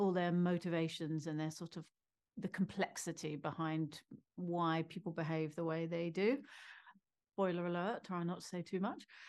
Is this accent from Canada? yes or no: no; United Kingdom; as a Brit